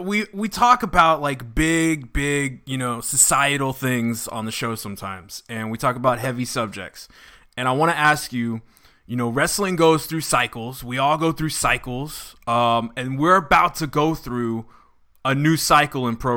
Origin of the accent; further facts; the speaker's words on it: Texas, United States; I'm from Texas